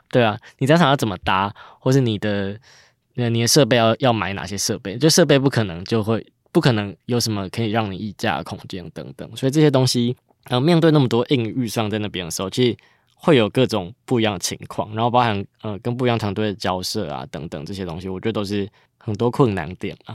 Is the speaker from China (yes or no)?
no; Chiayi, Chiayi City, Taiwan; moved away as an adult; now in Taipei, Taiwan; 我自己就是嘉义人，然后因为去年台湾设计展其实在嘉义是出生跟成长的，那一路到 ，呃，十八岁就上大学的时候才来到台北